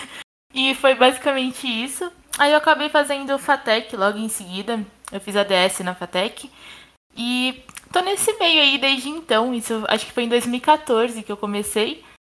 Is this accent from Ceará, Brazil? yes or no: no; Botucatu, São Paulo, Brazil; Eu sou do interior de São Paulo, cidadezinha de Botucatu